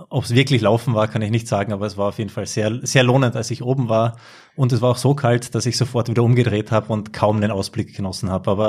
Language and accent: German; Carinthia, Austria; Ich stamme aus Kärnten